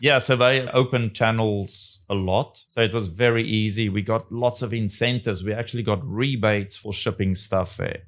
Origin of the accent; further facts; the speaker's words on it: South Africa; now in Taiwan; will I go back to my home country